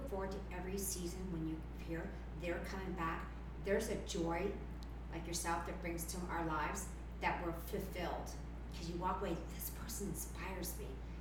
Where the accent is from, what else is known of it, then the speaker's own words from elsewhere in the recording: Canada; as much as I'm Canadian and born and raised there, Costa Rica is just as much as my home as Canada is.